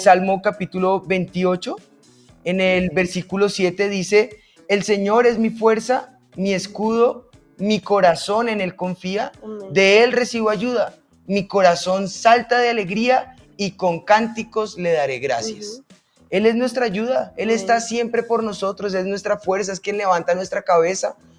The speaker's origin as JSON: {"language": "Spanish", "country": "Colombia"}